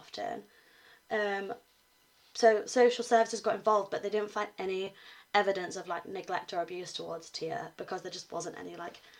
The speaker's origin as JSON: {"language": "English", "area": "Cornwall", "region": "South West England", "country": "United Kingdom", "moved": "yes", "lives_now": "Huddersfield, United Kingdom", "said": "Yeah, we're both from Cornwall."}